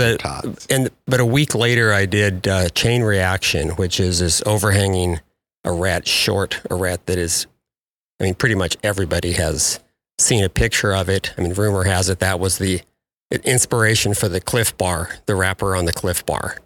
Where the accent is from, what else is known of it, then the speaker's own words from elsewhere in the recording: about 45 miles from Bend, Oregon, United States; now in Bend, United States; I live in Bend, Oregon now, just um, about 45 miles from where I grew up